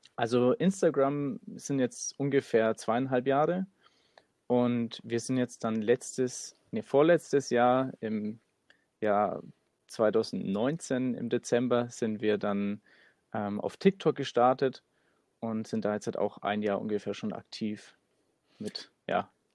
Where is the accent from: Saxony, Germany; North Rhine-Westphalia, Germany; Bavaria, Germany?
Bavaria, Germany; Nuremberg; wir kommen aus Nürnberg